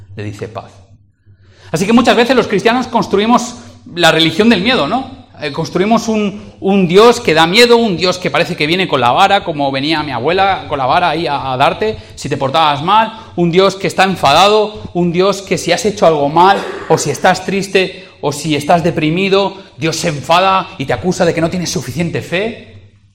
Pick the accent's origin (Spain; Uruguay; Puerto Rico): Spain; Valencian Community; moved away as an adult; now in Madrid, Spain; soy valenciano y lo hablo, o lo hablaba, eh, llevo siete años en Madrid